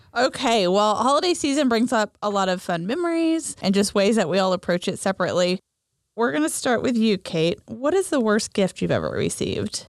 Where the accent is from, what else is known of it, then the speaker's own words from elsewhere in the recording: Oklahoma, United States; growing up in Oklahoma